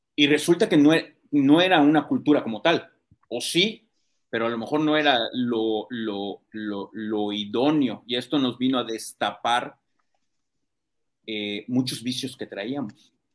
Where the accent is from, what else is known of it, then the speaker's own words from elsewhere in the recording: Mexico; nosotros como mexicanos